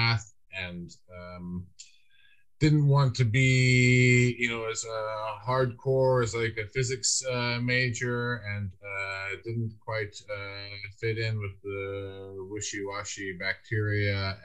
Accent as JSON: {"language": "English", "town": "Lake Oswego", "region": "Oregon", "country": "United States", "tie": "born or raised there", "also_born_or_lived": "Michigan", "moved": "as an adult", "lives_now": "Dublin, Ireland", "said": "I grew up in Portland, Lake Oswego, went to Lake Oswego High School."}